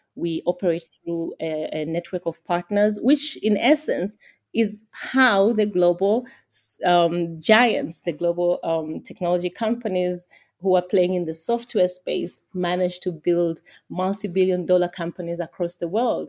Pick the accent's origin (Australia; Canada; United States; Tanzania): Tanzania; I'm from Tanzania